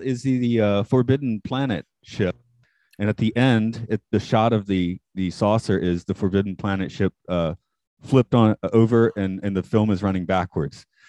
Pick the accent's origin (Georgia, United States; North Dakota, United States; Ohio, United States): Georgia, United States; Atlanta; I'm from Atlanta